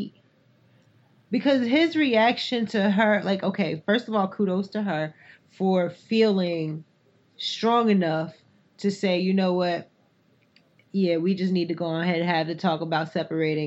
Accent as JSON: {"language": "English", "region": "North Carolina", "country": "United States", "tie": "born or raised there", "said": "I grew up in North Carolina"}